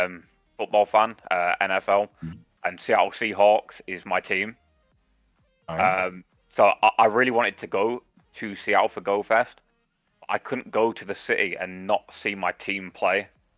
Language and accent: English; United Kingdom; I feel like part of being British is you do enjoy that social aspect of having a drink.